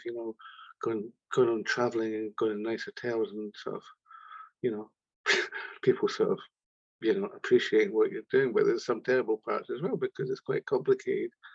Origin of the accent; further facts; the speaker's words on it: Scotland, United Kingdom; we're just like two wee Scottish kids talking like that, Ken, because we come from Scotland